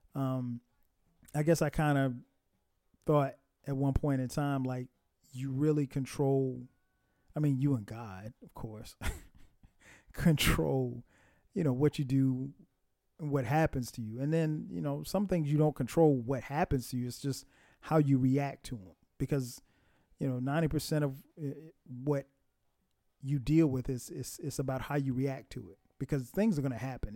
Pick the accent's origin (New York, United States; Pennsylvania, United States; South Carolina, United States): South Carolina, United States; Florence; where I grew up in South Carolina, in Florence, South Carolina